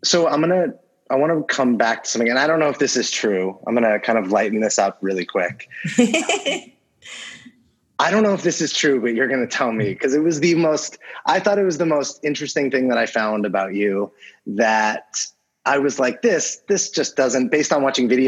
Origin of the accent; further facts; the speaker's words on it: Los Angeles, California, United States; I grew up